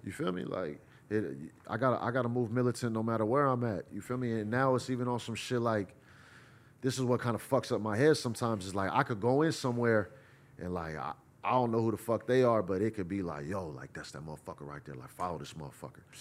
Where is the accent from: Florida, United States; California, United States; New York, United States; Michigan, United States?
California, United States; Bay Area; I'm from the Bay Area